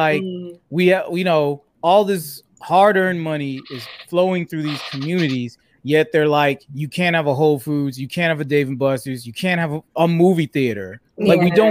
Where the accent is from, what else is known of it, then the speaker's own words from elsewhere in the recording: South DeKalb, Georgia, United States; me and Krista, we grew up in South DeKalb, which has been predominantly Black and very successful for a very long time.